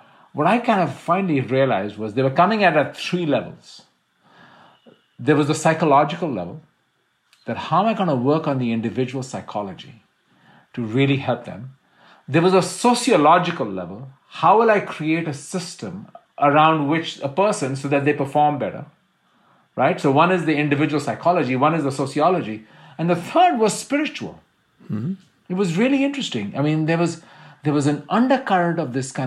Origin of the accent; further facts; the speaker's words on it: India; I'm Indian.